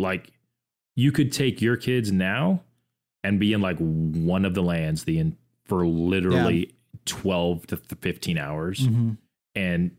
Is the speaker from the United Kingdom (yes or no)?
no; Orlando, Florida, United States; So I grew up in Orlando, Florida. I grew up 15 minutes from Disney.